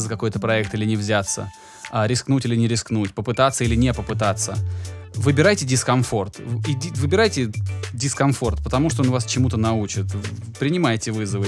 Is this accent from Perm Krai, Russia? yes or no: no; Volgograd, Volgograd Oblast, Russia; я родом из Волгограда